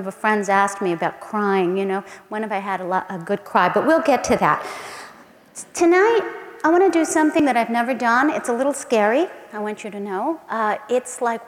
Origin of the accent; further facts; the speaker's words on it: San Antonio, Texas, United States; my hometown in San Antonio